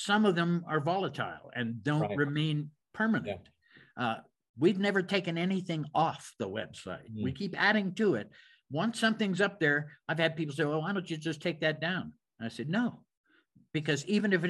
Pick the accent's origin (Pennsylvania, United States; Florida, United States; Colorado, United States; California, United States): Pennsylvania, United States; Pittsburgh; I'm from Pittsburgh. So I'm from that neck of the woods.